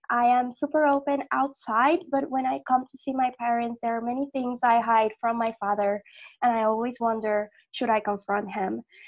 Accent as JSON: {"language": "English", "country": "Puerto Rico", "moved": "yes", "lives_now": "Mexico", "said": "living in Mexico, I'm from Puerto Rico, and living here in Mexico"}